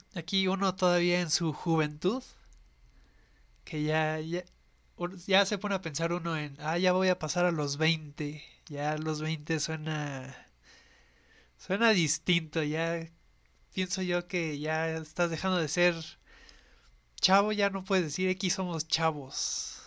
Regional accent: Mexico City, Mexico

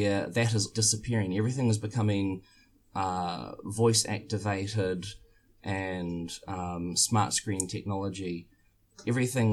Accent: New Zealand; I'm from New Zealand

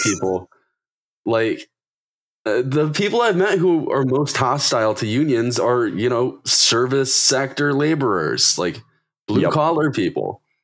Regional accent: Detroit, Michigan, United States; growing up around Detroit

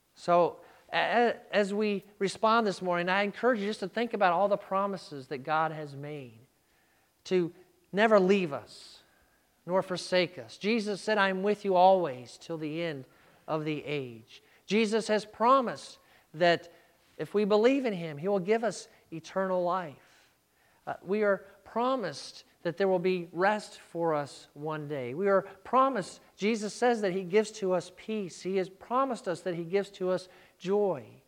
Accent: United States; We, as American Christians, live our life in freedom

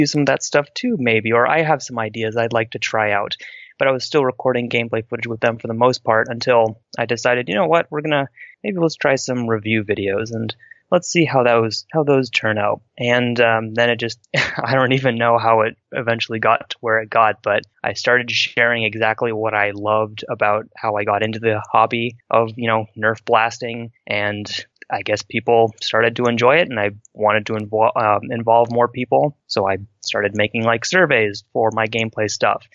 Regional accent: West Coast, United States; I'm from the West Coast

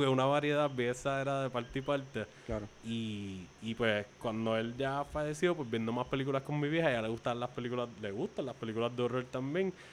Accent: Carolina, Puerto Rico; also born or lived in Canóvanas, Puerto Rico; En el área de Carolina, haciendo colindancia con Canóvanas, que es el otro pueblo en donde yo crecí, aquí en Puerto Rico.

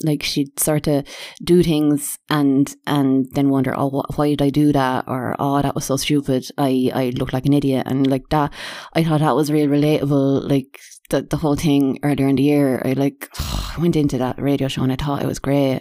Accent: Ireland; being Irish and apologising all the time

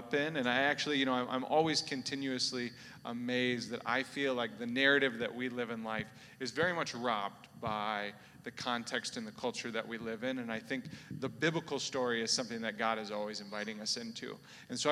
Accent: South Dakota, United States; I'm originally from South Dakota. Maybe the first person you've ever seen from South Dakota

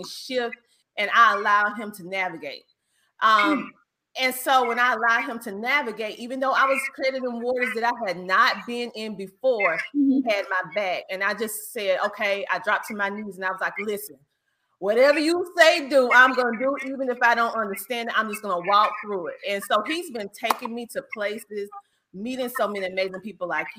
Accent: Bennettsville, South Carolina, United States; accent: Southern twang; My hometown is Bennettsville, South Carolina, actually. And for all of you, I know you hear the Southern twang.

